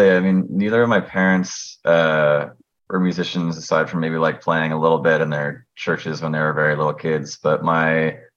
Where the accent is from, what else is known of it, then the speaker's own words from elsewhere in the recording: Orlando, Florida, United States; I'm from a suburb just outside Orlando.